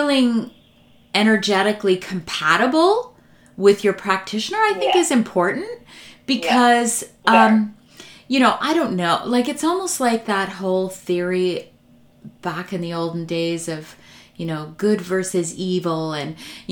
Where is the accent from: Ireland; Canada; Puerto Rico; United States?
Canada; I am born Canadian, but my parents are Croatian born, so I'm Croatian Catholic